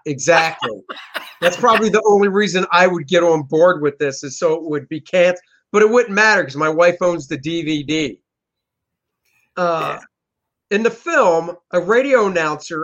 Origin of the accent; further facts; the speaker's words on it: Washington, District of Columbia, United States; I grew up in Washington, D.C. area